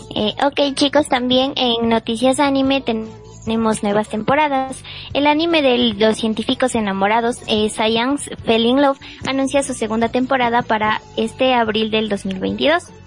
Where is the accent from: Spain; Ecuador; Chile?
Ecuador; soy de Ecuador